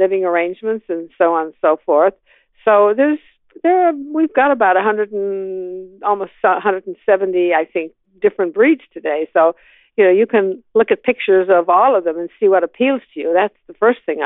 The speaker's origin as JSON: {"language": "English", "country": "Canada", "tie": "born or raised there", "also_born_or_lived": "Toronto", "moved": "as an adult", "lives_now": "Atlanta, United States", "said": "I'm Canadian by birth, so I moved to a larger city"}